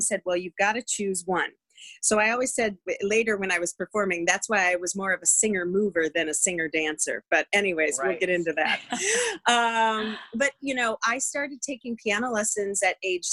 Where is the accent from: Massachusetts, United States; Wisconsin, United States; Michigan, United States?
Wisconsin, United States; just outside of Green Bay, Northeast; I grew up in the great land of Wisconsin, the Midwest, mm-hmm. Northeast Wisconsin, just outside of Green Bay on a working farm